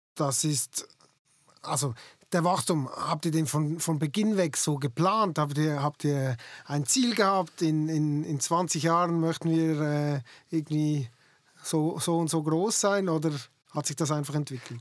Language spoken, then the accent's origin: German; Basel-Landschaft, Switzerland; ich komme ja selber aus dem Baselbiet